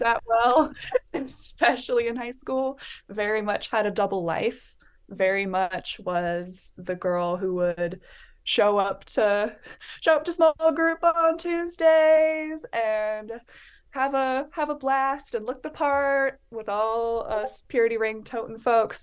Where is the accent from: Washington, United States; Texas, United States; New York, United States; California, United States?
Washington, United States; Bellingham; I am Washington, born and raised. I am from Bellingham, Washington